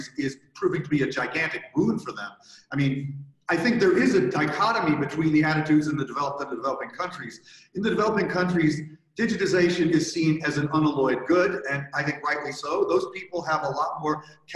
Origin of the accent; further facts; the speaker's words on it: United States; as an American, as a citizen of the country that elected Trump